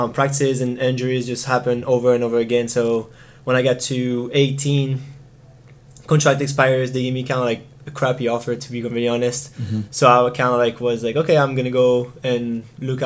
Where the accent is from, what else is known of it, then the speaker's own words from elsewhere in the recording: Marseille, Provence-Alpes-Côte d'Azur, France; now in United States; I am from Marseille, but a little bit more outside of it.